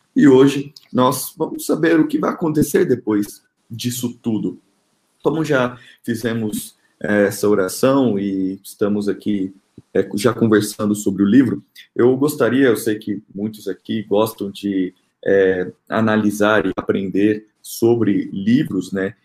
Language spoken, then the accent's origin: Portuguese; Rondonópolis, Mato Grosso, Brazil; now in Brasília, Brazil; eu sou Mato Grossense, nasci em Rondonópolis, meus pais moram no Mato Grosso